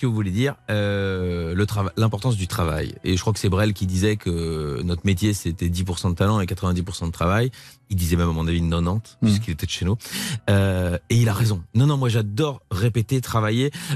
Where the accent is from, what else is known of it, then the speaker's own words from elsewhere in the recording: Belgium; now in France; je suis belge.